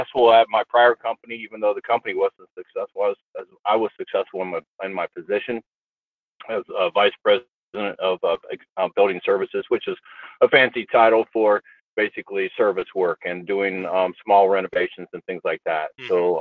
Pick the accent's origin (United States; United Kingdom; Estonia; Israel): United States; Newark, Ohio; I grew up in Newark, Ohio